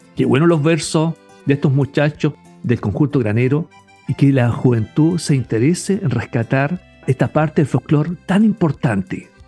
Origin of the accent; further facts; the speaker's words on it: Chile; nos representan como chilenos